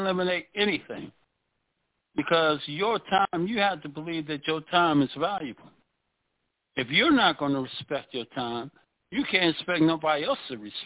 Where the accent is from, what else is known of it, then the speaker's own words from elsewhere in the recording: DMV, United States; I'm from the DMV, which is Maryland, Virginia, D.C. That's where I'm from.